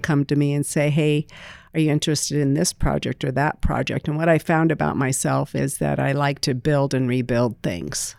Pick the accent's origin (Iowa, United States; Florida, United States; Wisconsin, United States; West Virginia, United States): Iowa, United States; Greene County; I was raised in Greene County, a blue-collar family.